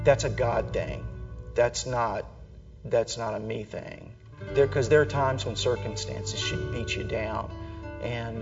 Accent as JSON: {"language": "English", "town": "Minden", "region": "Louisiana", "country": "United States", "tie": "born or raised there", "said": "I grew up in Minden, Louisiana"}